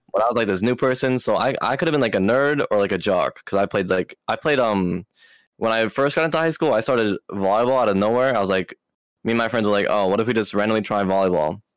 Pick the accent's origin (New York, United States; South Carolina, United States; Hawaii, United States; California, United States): Hawaii, United States; Maui; I was born in Hawaii, Maui